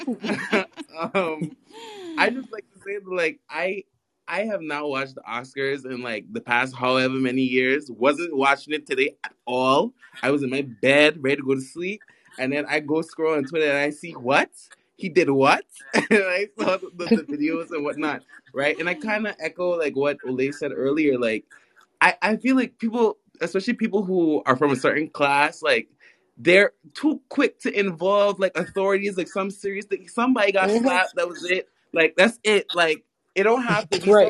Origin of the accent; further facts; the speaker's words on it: New York City, New York, United States; accent: very mixed Caribbean; also born or lived in Guyana / Barbados; Guyana, Barbados, and I was raised in Brooklyn